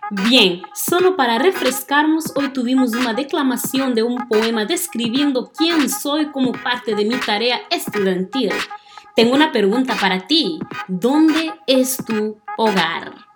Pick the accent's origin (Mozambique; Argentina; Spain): Mozambique; northern Mozambique; Spanish is a second language; moved away as an adult; now in Missouri, United States; He nacido el 28 de febrero de 1996 en una pequeña ciudad del norte de Mozambique, en sur de África